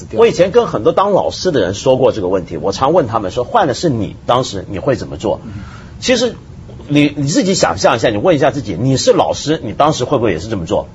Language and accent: Chinese; China; 我们中国人